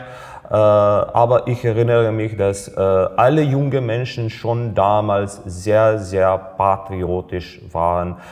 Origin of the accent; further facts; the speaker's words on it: Serbia; German is a second language; moved away; Ich war damals äh, im Gymnasium noch ein Schüler. Äh, ja, ich war äh, zur Zeit in Serbien, ich war zu Hause